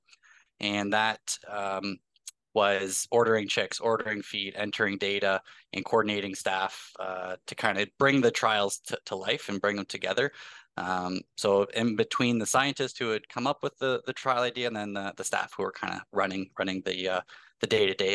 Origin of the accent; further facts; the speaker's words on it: Hagersville, Ontario, Canada; I grew up just outside of Hagersville, Ontario